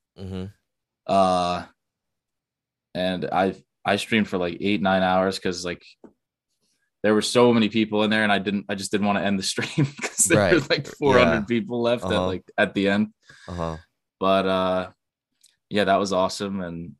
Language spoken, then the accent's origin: English; New Jersey, United States; Jersey, East